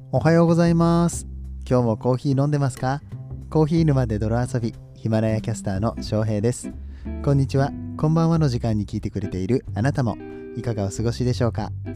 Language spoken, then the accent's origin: Japanese; Kobe, Hyogo, Japan; 僕神戸なんで